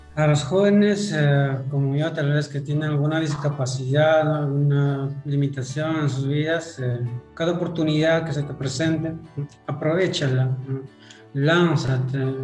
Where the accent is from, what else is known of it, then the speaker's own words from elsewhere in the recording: Yauli, Huancavelica, Peru; moved away as an adult; now in Pisco, Peru; Yo soy natural de Huancabelica. Eh, nací allá en un distrito Yauli. Crecí allá, estudié primaria, secundaria, también allá.